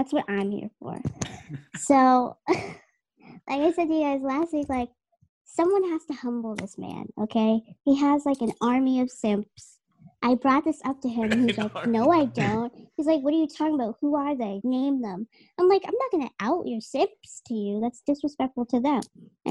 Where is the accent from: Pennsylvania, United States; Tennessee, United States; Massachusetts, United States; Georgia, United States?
Massachusetts, United States; Dorchester; I'm from Dorchester, right? Which is Boston, okay?